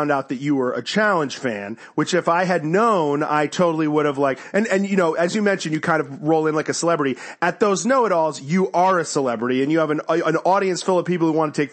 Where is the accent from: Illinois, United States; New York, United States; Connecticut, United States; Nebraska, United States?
Connecticut, United States; I grew up in Connecticut